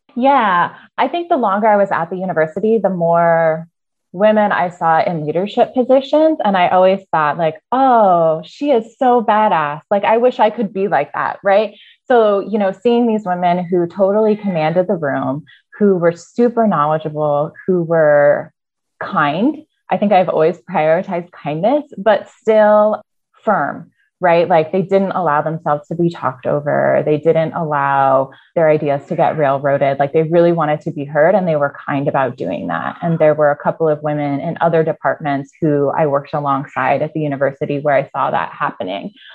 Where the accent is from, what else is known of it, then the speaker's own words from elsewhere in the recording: Iowa, United States; also born or lived in Arizona; I was born in Arizona and grew up in Iowa. So, I moved from Arizona to Iowa very early on, about five